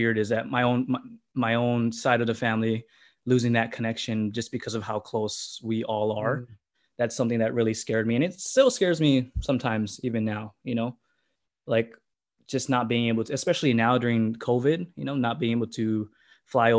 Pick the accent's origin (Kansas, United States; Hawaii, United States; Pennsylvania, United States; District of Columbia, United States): Hawaii, United States; also born or lived in Las Vegas; now in California, United States; we all originated from Hawaii, and then we have family that moved to Vegas